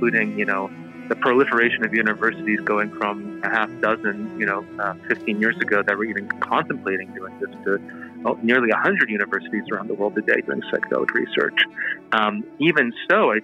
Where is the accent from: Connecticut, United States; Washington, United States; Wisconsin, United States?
Washington, United States; Seattle; my hometown here in Seattle